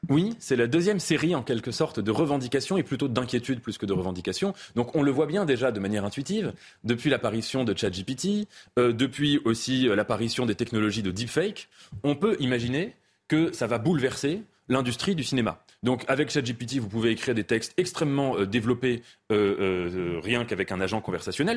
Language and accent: French; France; on est français